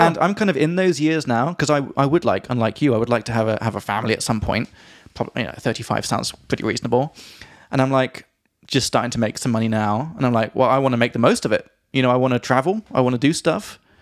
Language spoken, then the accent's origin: English; England, United Kingdom; from England